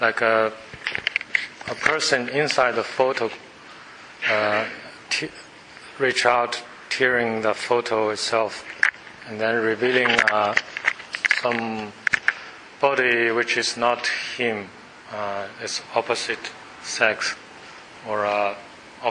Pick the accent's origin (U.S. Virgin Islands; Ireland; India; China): China; Beijing; moved away as an adult; now in Australia; Beijing, that's my hometown